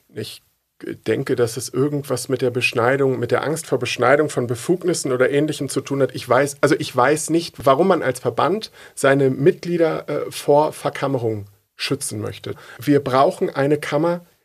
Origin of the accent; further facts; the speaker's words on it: Uelzen, Lower Saxony, Germany; ich komme aus Uelzen